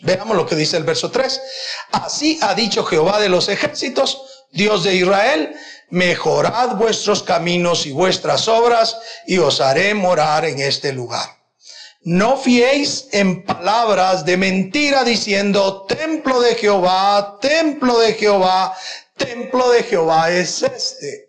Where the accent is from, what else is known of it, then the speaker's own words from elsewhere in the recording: Guatemala; En Guatemala tenemos la dicha que ninguna persona puede acusar a la iglesia cristiana evangélica